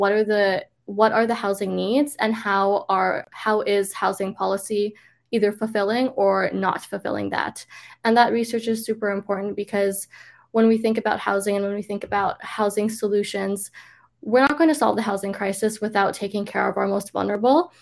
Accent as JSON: {"language": "English", "town": "Toronto", "region": "Ontario", "country": "Canada", "tie": "born or raised there", "moved": "as an adult", "lives_now": "Vancouver, Canada", "said": "I am from Toronto, I grew up there"}